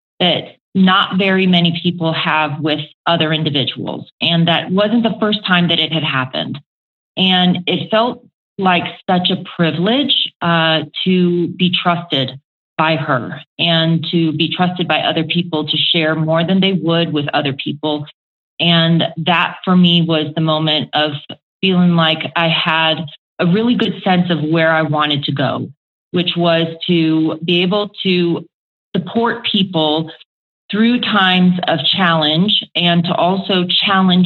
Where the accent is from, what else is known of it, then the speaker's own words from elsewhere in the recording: Aiea, Hawaii, United States; also born or lived in Oklahoma; now in Colorado, United States; my hometown is a small town called Aiea in Hawaii on the island of Oahu